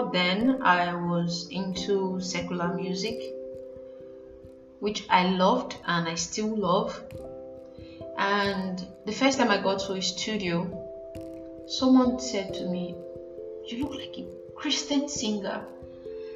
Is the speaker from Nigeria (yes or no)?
yes; Nigeria; as a Nigerian